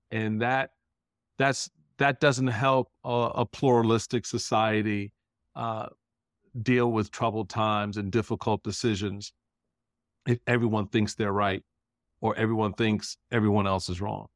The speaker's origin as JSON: {"language": "English", "town": "Washington", "region": "District of Columbia", "country": "United States", "tie": "born or raised there", "said": "this little black kid thinks he's a Republican growing up in Chocolate City"}